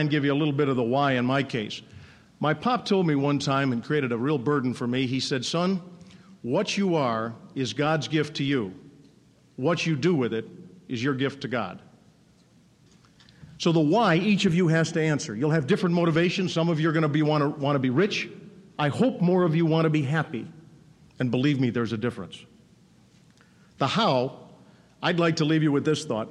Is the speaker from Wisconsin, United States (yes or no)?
yes; Racine, Wisconsin, United States; moved away; born and raised in Racine, Wisconsin.